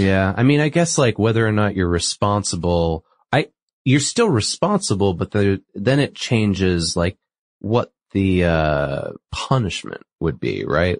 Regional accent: New England, United States; I'm from New England

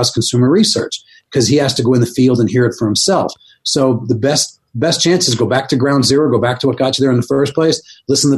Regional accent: East Coast, United States; moved away as an adult; growing up on the East Coast

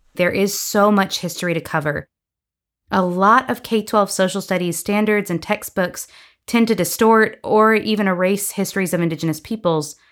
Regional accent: North Carolina, United States; moved away; also born or lived in Tennessee / Georgia; a student myself growing up in North Carolina

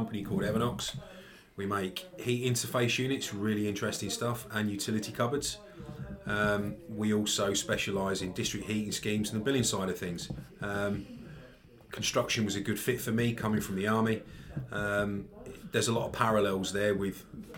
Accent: Enfield, North London, Scotland, United Kingdom; So originally born and bred in Enfield in North London.

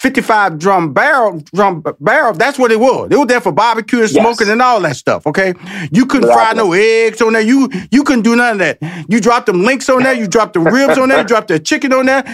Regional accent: Houston, Texas, United States; now in Atlanta, United States; I'm based in Atlanta, from Houston, born and raised in Houston, Texas. So it's like barbecue capital, smoke capital, where I've lived all my life.

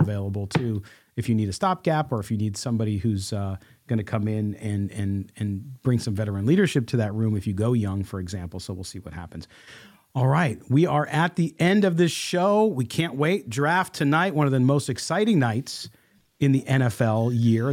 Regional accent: Chicago, Illinois, United States; moved away; I'm originally from Chicago.

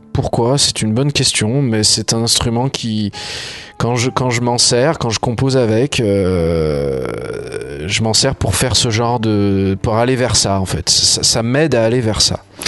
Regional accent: Coteaux du Lyonnais, south-west of Lyon, Auvergne-Rhône-Alpes, France; là où je vis, là où j'ai grandi.

